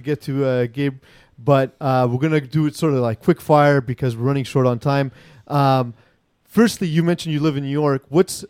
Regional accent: Montreal, Quebec, Canada; me and Terry Tam growing up in Montreal.

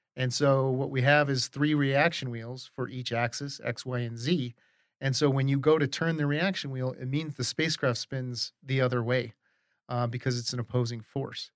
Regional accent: Arizona, United States; also born or lived in New York; now in Colorado, United States; we grew up in Arizona

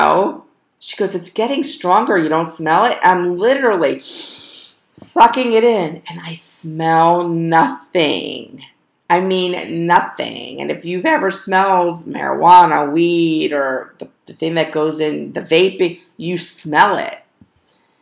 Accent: South Florida, United States; also born or lived in Parkland, Florida; I grew up in South Florida

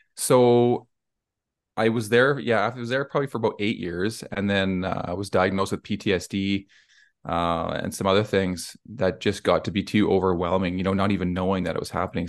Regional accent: Cochrane, Alberta, Canada; I'm from Cochrane, Alberta in Canada, so it's near Calgary or Banff if anyone's been up here.

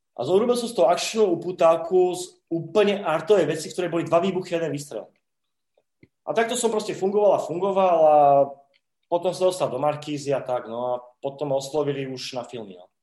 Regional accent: Slovakia; u nás na STVčke bol Nosferatu

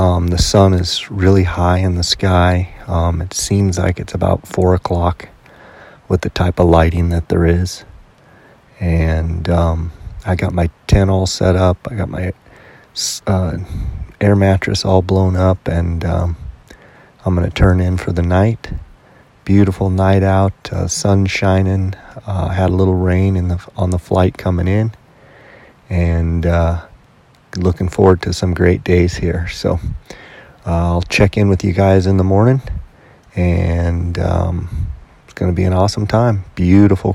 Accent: Arizona, United States; I'm from Arizona

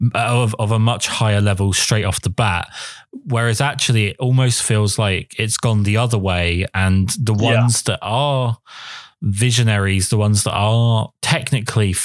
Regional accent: England, United Kingdom; I'm English.

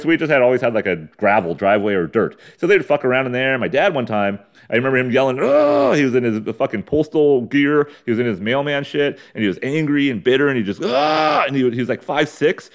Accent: San Diego, California, United States; I'm from San Diego, East County

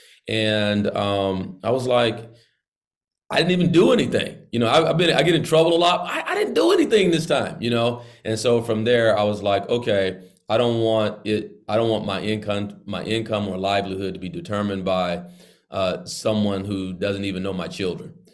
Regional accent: Idabel, Oklahoma, United States; now in Tulsa, United States; I do live in Tulsa, but I'm from Idabel, Oklahoma

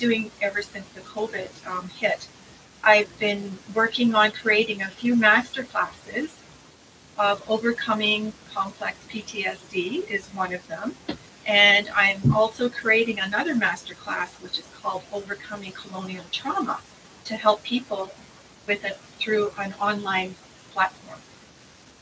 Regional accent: Parry Sound, Ontario, Canada; also born or lived in Henvey Inlet First Nation; I was born in Parry Sound. I originally come from Hendy Inlet First Nation, and I've been living off reserve my whole life

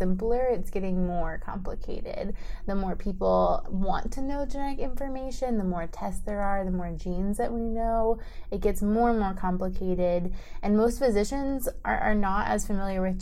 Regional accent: Maryland, United States; moved away as an adult; also born or lived in Pittsburgh, Pennsylvania; now in Dallas, United States; I am originally from Maryland and have been in Dallas for almost 4 years now

